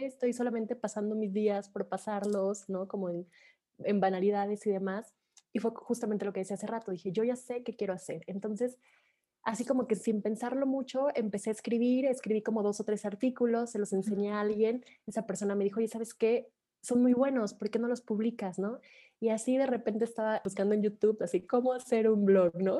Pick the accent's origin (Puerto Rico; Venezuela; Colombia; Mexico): Mexico; soy de México